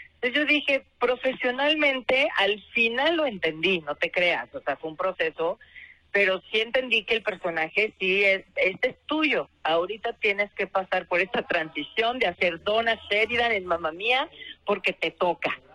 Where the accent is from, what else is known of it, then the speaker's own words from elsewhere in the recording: Guadalajara, Jalisco, Mexico; now in Mexico City, Mexico; ir a mi tierra, que casi nunca voy, casi nunca puedo salir de, de la Ciudad de México